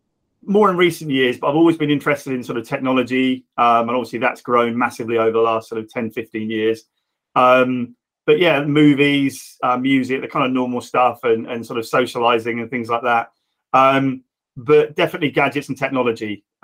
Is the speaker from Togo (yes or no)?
no; Reading, South East England, United Kingdom; I'm Reading born and bred and still here, sadly. So I'm from the area and still work